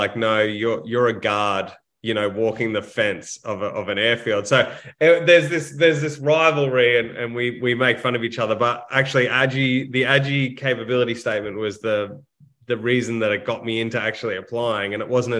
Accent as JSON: {"language": "English", "town": "Brisbane", "region": "Queensland", "country": "Australia", "tie": "born or raised there", "also_born_or_lived": "Canberra", "said": "I grew up in Brisbane to a middle-class family"}